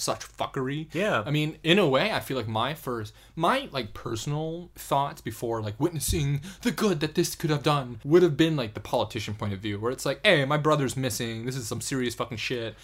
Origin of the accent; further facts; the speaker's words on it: United States; as an American